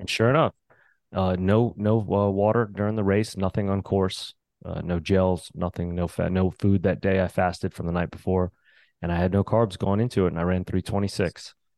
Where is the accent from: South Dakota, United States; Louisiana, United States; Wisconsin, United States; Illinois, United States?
Louisiana, United States; New Orleans; I grew up in New Orleans